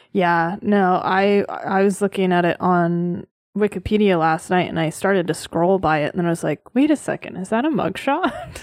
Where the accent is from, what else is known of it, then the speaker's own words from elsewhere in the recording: Boston, Massachusetts, United States; Hyde Park, Boston, Massachusetts, my hometown